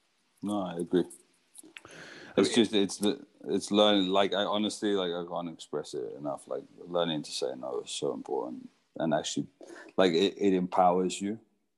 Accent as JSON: {"language": "English", "country": "Costa Rica", "tie": "born or raised there", "also_born_or_lived": "Zimbabwe", "moved": "yes", "said": "I grew up surfing in Costa Rica. We left Zimbabwe and moved to Costa Rica, my whole family."}